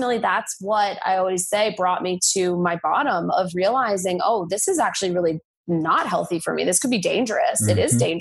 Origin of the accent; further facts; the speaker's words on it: United States; I'm American